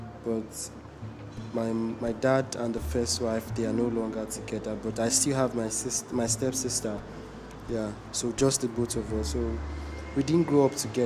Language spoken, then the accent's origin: English; Imo, Nigeria; I'm from Imo State.